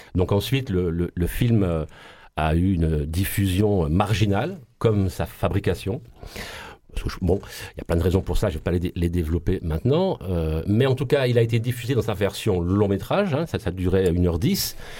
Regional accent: Marseille, Provence-Alpes-Côte d'Azur, France; accent: Marseille; on nous tapait tellement dessus à, cause de notre accent et de notre ville sale

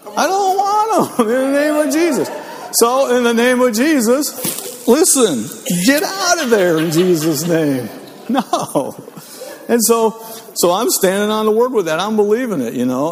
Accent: Northeast Ohio, United States; I grew up in Northeast Ohio

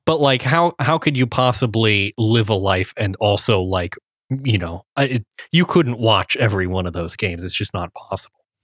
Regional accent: Cincinnati, Ohio, United States; I grew up in Cincinnati

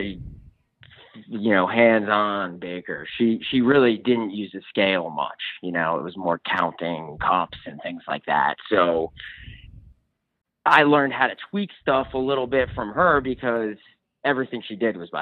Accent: the Catskills, New York, United States; moved away as an adult; also born or lived in Jackson Hole, Wyoming / Vermont; I grew up spending time in the Catskills and I love the Catskills. They're my home

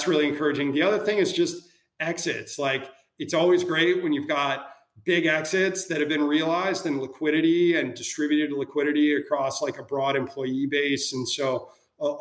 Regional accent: Minnesota, United States; now in Chicago, United States; I was born and raised in Minnesota

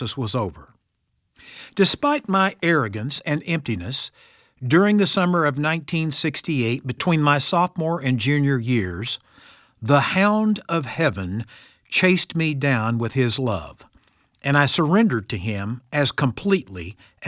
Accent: Missouri, United States; I come from Missouri, the show-me state.

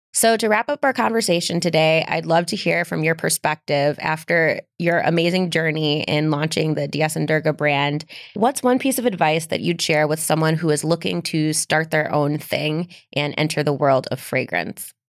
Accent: Midwest, United States; I'm from the Midwest

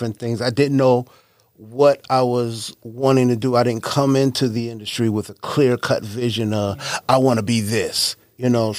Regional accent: Mount Vernon, New York, United States; moved away; I'm originally from Mount Vernon, New York.

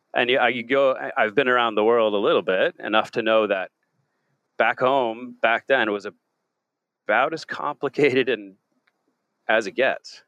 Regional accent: Southampton, New York, United States; moved away as an adult; also born or lived in Mattituck, New York / Oahu, Hawaii; now in Ireland; I grew up in Long Island, the East End of Long Island, um, to be specific, uh, Southampton

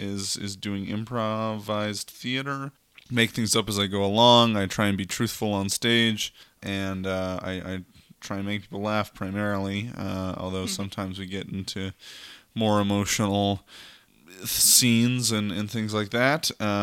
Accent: Red Deer, Alberta, Canada; I'm 21 years old. I grew up in Red Deer, which is a fun city.

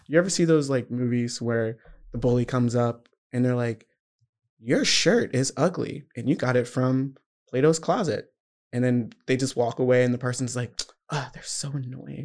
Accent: Georgia, United States; I'm from Georgia, very southern

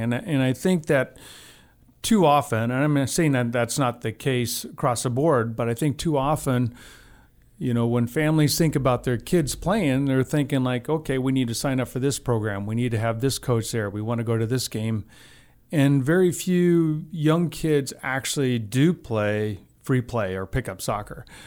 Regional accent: Albuquerque, New Mexico, United States; moved away as an adult; now in Missoula, United States; I grew up in Albuquerque, New Mexico

